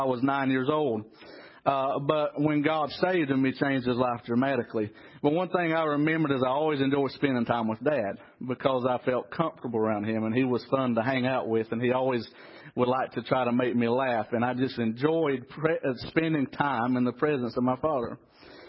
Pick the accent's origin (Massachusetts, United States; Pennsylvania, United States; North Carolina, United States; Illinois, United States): North Carolina, United States; Trap Hill; I was raised in Trap Hill, North Carolina.